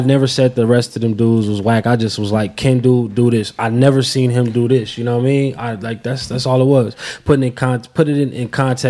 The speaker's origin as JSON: {"language": "English", "region": "West Coast", "country": "United States", "said": "I'm from the West Coast, so it's like I only grew up hearing the Nas hits"}